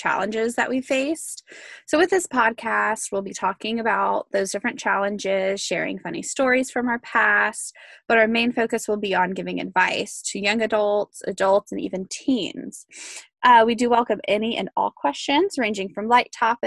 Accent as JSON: {"language": "English", "region": "South Carolina", "country": "United States", "said": "I am from South Carolina"}